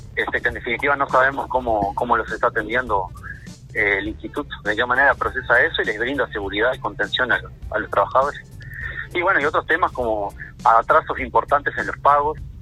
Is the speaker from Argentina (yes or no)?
no; Uruguay; somos menos uruguayos